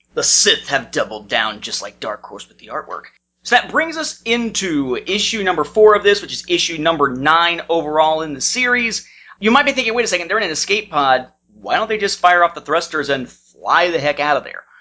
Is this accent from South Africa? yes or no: no; Evansville, Indiana, United States; moved away; my hometown of Evansville, Indiana